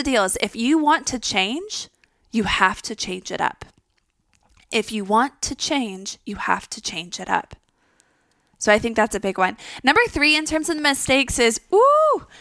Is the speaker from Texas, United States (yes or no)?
yes; Texas, United States; I'm even from Texas.